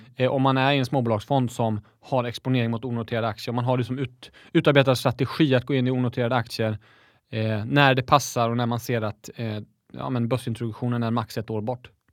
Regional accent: Växjö, Småland, Sweden; jag är smålänning, jag är stolt smålänning

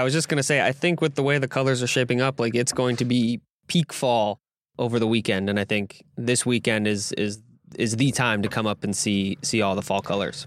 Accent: California / Door County, Wisconsin, United States; I grew up in California. I was born in California and probably moved to Door County in sixth, sixth, seventh grade

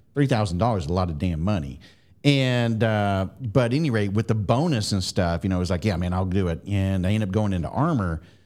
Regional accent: Milton, Florida, United States; moved away; also born or lived in Fayetteville, Georgia; growing up in Florida

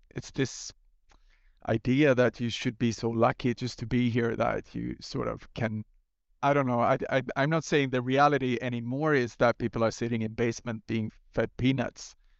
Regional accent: Gothenburg, Västra Götaland, Sweden; start a, uh, new coffee stain studio in Gothenburg, my hometown

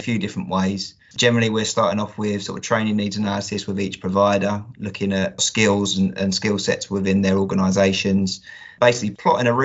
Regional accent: Kent, South East England, United Kingdom; moved away as an adult; now in Yorkshire, United Kingdom; I'm not a native Yorkshireman. I'm actually from Kent, but I moved to Yorkshire about 3 years ago

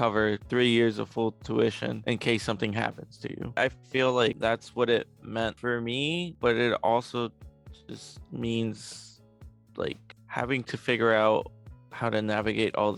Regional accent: Chicago, Illinois, United States; also born or lived in Mexico City, Mexico; I was born in Mexico City, but I have lived in Chicago for most of my life

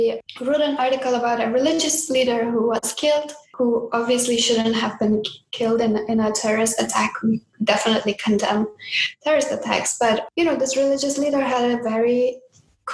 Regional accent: Afghanistan; moved away; in my home country of Afghanistan

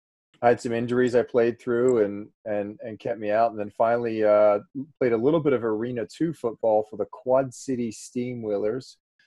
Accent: Australia; also born or lived in Florida / California / Iowa / Nevada; now in Boerne, United States; I originally grew up in Australia

